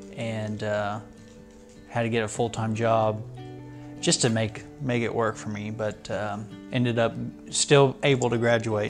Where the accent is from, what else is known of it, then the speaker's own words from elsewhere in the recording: Stockton, United States; my hometown where I grew up in Stockton.